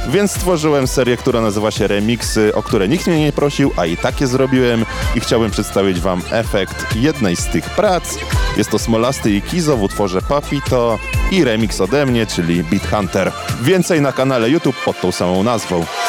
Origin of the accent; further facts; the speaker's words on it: Poland; accent: English from Poland; pozostanę przy moim akcencie English from Poland